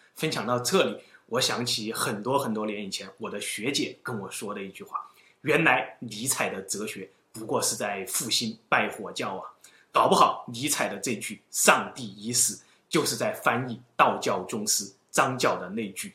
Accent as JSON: {"language": "Chinese", "country": "China", "said": "这是我们中国人最传统的信仰"}